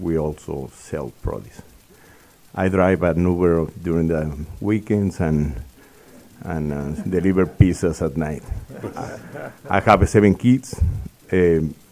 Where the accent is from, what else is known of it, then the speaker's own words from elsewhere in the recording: Mexico City, Mexico; moved away as an adult; also born or lived in Texas, United States; I was born in Mexico City. I came to school to the University of Texas